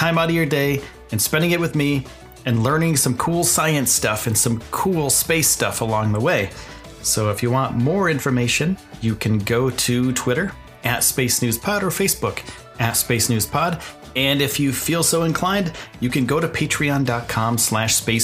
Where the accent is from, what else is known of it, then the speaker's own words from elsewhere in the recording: eastern United States, East Coast, United States; I'm from the United States. I'm from the eastern side of the United States.